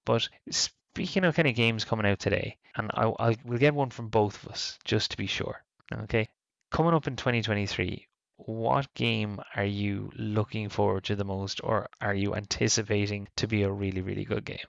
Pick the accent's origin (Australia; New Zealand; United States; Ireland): Ireland; I'm Irish in Ireland.